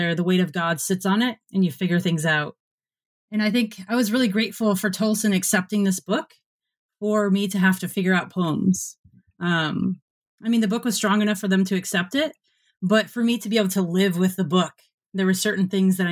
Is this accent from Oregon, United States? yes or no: no; Michigan, United States; growing up in Michigan